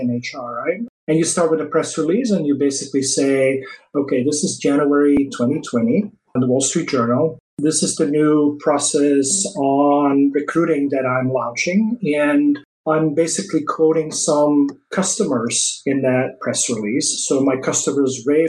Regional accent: Belgium; first language Dutch; English is a second language; moved away as an adult; also born or lived in Paris, France; now in United States; I'm not originally from the US. I moved from Belgium to the US in end of 2003.

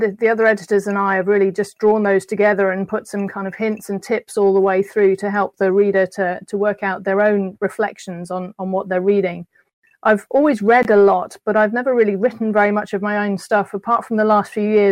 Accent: United Kingdom; moved away as an adult; as a Brit

